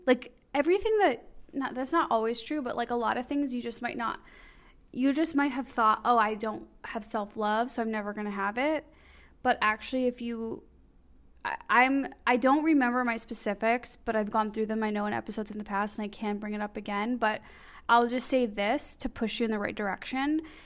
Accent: Skokie, Illinois, United States; I grew up in Skokie, which is the bagel capital of the world

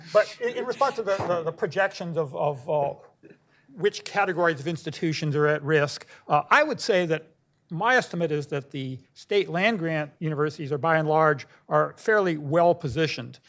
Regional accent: California, United States; moved away; my home state, California, where I went through third grade through high school

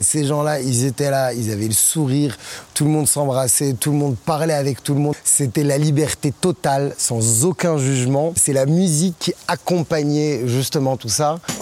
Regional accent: Morocco; je suis marocain

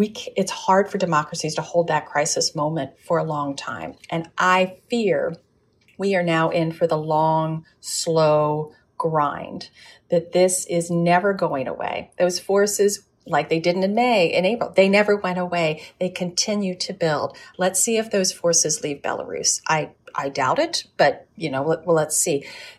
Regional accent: United States; because I'm an American and I'm positive and I will remain positive no matter what.

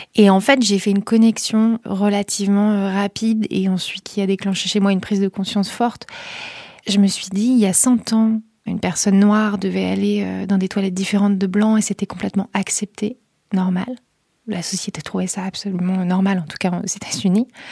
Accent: near Calais, Hauts-de-France, France; je viens de là-bas, pas de Calais, mais de pas loin

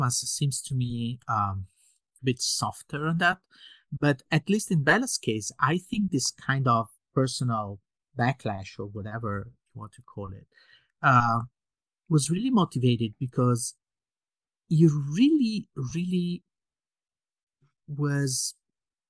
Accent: Italy; I was born in 1971 in Italy

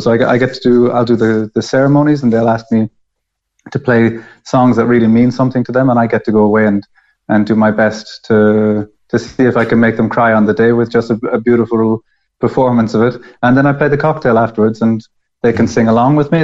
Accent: Ireland; moved away as an adult; now in Spain; I'm Irish

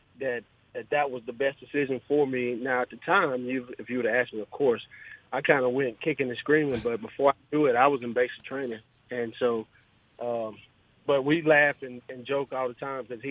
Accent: Hattiesburg, Mississippi, United States; also born or lived in Gulfport, Mississippi; I'm originally from Gulfport, but I grew up in Hattiesburg. My dad, my family, we moved to Hattiesburg when I was in the third grade.

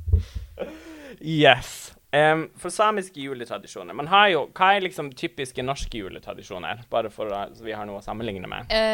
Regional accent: Tana, Finnmark, Norway; moved away; jeg eh, bodde hjemme i Tana

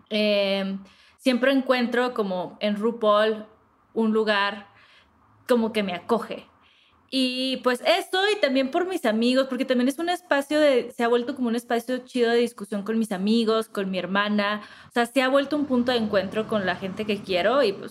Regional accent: northern Mexico, Mexico; soy del norte, del norte de México

